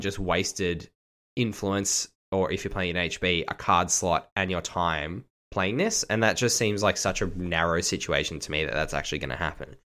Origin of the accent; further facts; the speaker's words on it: Australia; I am actually Australian and not British